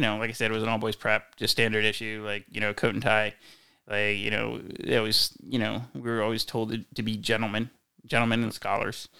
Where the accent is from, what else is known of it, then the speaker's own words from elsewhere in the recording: Wilmington, Delaware, United States; moved away as an adult; also born or lived in Philadelphia / Northern California; now in Ladera, United States; I grew up outside Philadelphia in Wilmington, Delaware